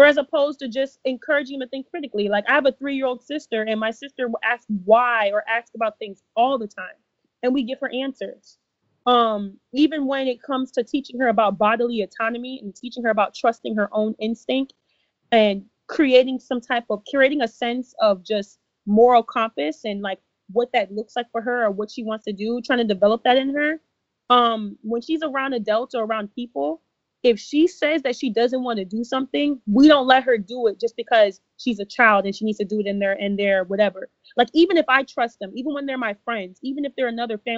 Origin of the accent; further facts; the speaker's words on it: Ghana; I'm Ghanaian